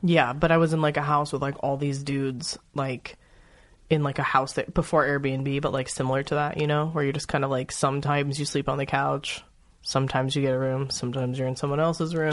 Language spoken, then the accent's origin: English; Los Angeles, California, United States; moved away as an adult; also born or lived in New York; I don't have an accent. I'm from Los Angeles